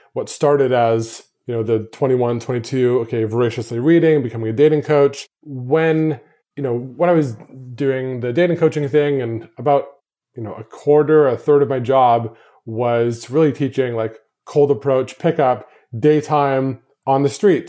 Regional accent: Canada; moved away as an adult; my hometown, to Canada

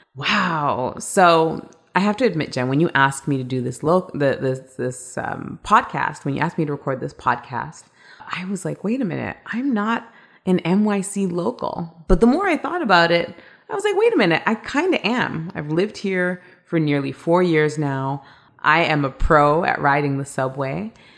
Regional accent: Toronto, Ontario, Canada; moved away as an adult; also born or lived in London / Hong Kong / New York City; now in Long Island City, United States; I was born and raised in Toronto, Canada.

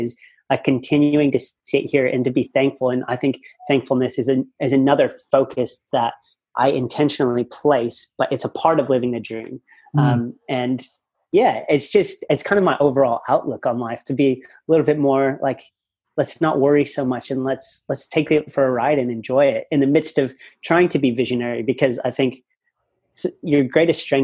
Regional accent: United States; moved away as an adult; now in Australia; I have a great family back at home in the States. And I could have easily gone into a bit of the family business and done well there and been comfortable living in my hometown

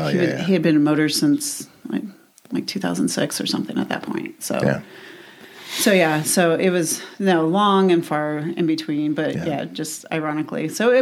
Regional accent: Tucson, Arizona, United States; we grew up in the same place. We grew up in Midtown.

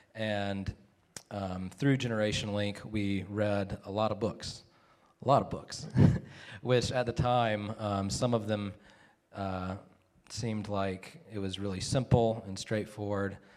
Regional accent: South Carolina, United States; also born or lived in Virginia / Cheraw, South Carolina; I was born in Virginia, but I've lived most of my life in South Carolina.

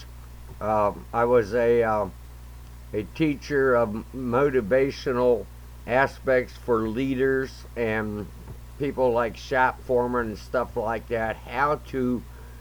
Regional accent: McCutchenville, Ohio, United States; also born or lived in Fostoria, Ohio; I was reared on a dairy farm right outside of Tiffin, Ohio, in a little place called McCutcheonville, small town

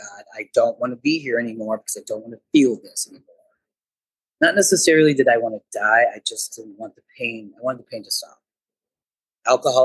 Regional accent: Moline, Illinois, United States; moved away as an adult; also born or lived in Davenport, Iowa; I grew up in Moline, Illinois, went to Moline High School, moved to Davenport, Iowa

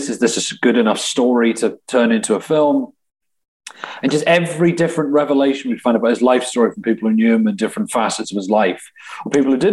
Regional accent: England, United Kingdom; moved away as an adult; now in Milwaukee, United States; because the accent I'm calling from England, but I've lived here and I haven't gone back to the UK in the last 3 years at this point

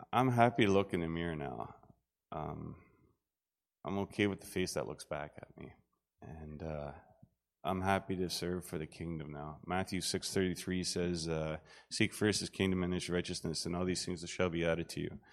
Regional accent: Southern Ontario, Canada; I grew up in Southern Ontario, um, in a farming community

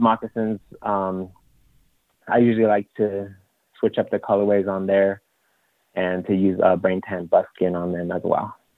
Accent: Rapid City, South Dakota, United States; moved away as an adult; also born or lived in Eagle Butte, South Dakota; now in Las Vegas, United States; I grew up in Rapid City, South Dakota. Um, I currently reside in Las Vegas, Nevada.

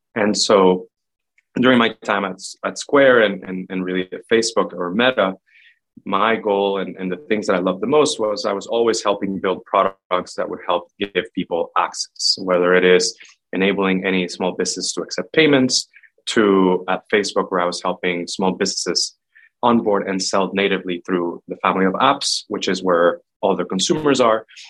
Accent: Puerto Rico; moved away as an adult; also born or lived in Boston area / Bay Area; I'm originally from Puerto Rico, born and raised. I moved to the US for college

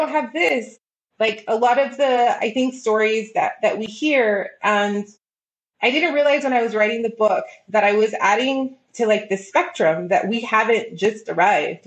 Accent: El Paso, Texas, United States; I was very blessed by growing up here.

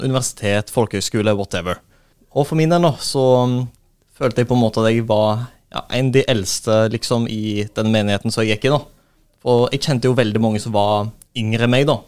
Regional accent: Skudeneshavn, Rogaland, Norway; moved away; jeg kommer jo fra Skudeneshavn

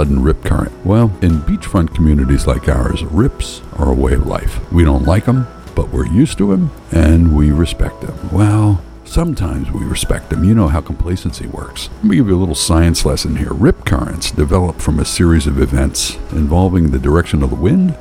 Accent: Philadelphia, Pennsylvania, United States; We're from North Philly, and when I was a kid, most of our relatives lived within a 10-block area

